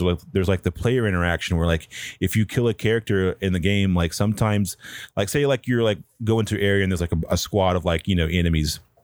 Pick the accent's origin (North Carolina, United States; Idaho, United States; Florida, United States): North Carolina, United States; Pine Hall; I'm from, um, a really small town from, in North Carolina called Pine Hall, which is where I grew up